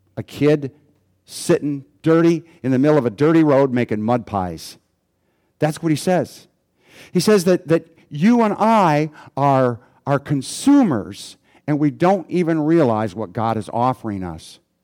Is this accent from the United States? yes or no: yes; United States; as an American